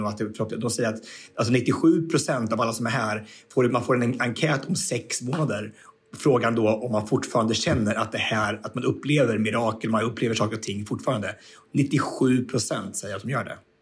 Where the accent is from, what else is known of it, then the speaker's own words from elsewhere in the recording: Sweden; I'm from Sweden